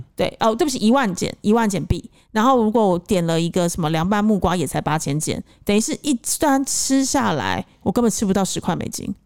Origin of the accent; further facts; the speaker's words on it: Taipei, Taiwan; moved away as an adult; now in Cambodia; 因为我是台北市长大的小孩